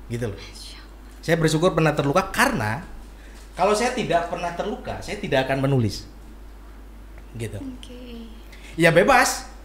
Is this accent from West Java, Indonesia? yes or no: yes; Bandung, West Java, Indonesia; Saya asli Bandung. Saya lahir di Bandung paling nanti pesantren pun saya di Bandung di Cicalengka